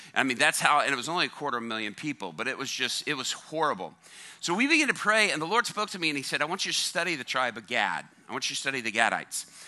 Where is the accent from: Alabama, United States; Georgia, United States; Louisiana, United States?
Georgia, United States; Chattahoochee, Columbus; That's where um, early on I grew up, up until I was about uh, 11 years old. And then we moved down to Columbus, Georgia